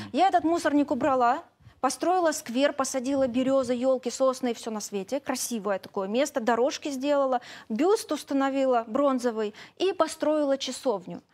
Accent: Ukraine; also born or lived in Crimea; я украинка, русскоговорящая

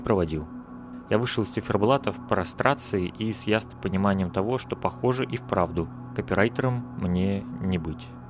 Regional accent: Udmurtia, Russia; moved away as an adult; also born or lived in Kazan, Russia; now in Moscow, Russia; я свалил из Казани и примерно на месяц вернулся в родную Удмуртию.

